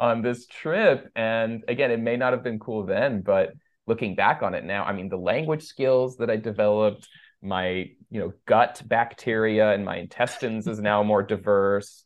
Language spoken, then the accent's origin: English; Los Gatos, California, United States; first language Persian; English is a second language; also born or lived in Iran; I was born in Los Gatos, California. Sort of, I guess, Los Gatos slash San Jose